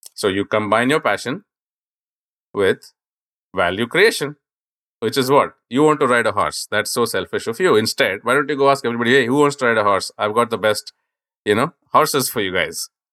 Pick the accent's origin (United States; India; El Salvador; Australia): India; I grew up in India